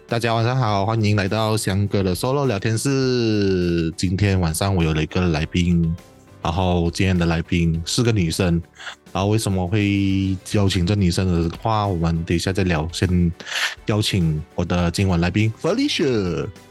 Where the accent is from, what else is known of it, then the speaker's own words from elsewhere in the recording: Peninsular Malaysia, Malaysia; 我是西马人